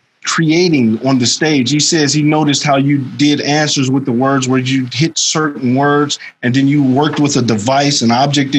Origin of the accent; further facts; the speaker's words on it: Chicago, Illinois, United States; that's how I grew up, too, all over the South Side.